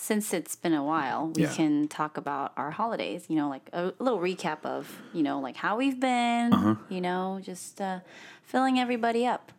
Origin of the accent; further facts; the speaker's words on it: South Korea; first language English; It actually is, but I'm from Korea, so.